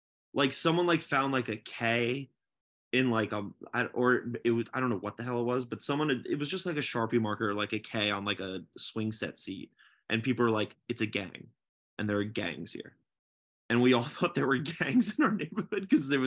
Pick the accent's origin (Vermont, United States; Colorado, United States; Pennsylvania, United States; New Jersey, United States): New Jersey, United States; I grew up in Jersey